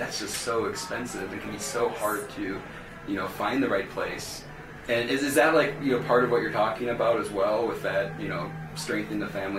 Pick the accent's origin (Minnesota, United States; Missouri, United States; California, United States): Minnesota, United States; now in Colorado, United States; Growing up in Minnesota